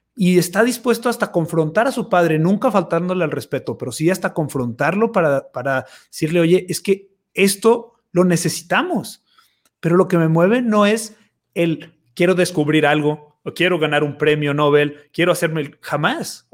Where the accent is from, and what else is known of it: Mexico